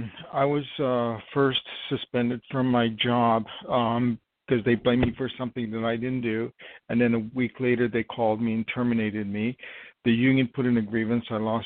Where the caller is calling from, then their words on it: New York, United States; I'm calling from New York.